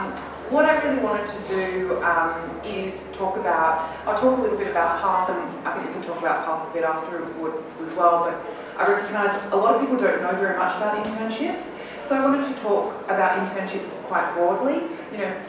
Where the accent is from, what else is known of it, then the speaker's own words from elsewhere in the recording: Australia; I grew up in Australia